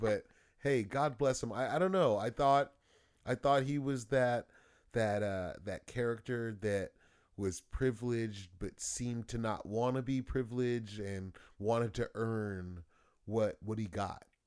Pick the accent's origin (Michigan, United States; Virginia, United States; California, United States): California, United States; Los Angeles; I grew up in Los Angeles, and there was a lot of gangs and stuff like that.